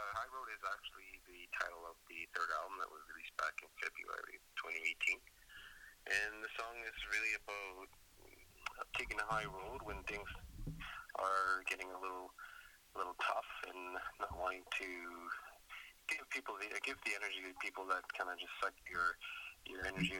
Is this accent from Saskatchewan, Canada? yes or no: no; Ottawa, Ontario, Canada; I've had a lot of different experiences growing up in Ottawa